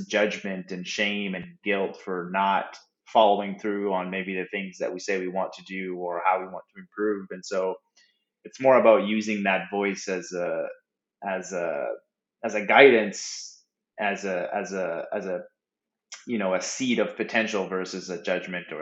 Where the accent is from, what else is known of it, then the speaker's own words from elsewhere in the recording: Moncton, New Brunswick, Canada; I'm a Canadian, born and raised in Atlanta, Canada, Moncton, New Brunswick